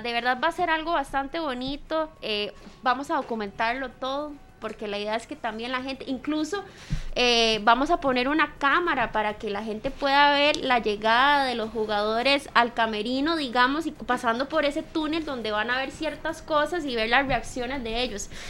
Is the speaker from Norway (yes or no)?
no; Costa Rica; como ticos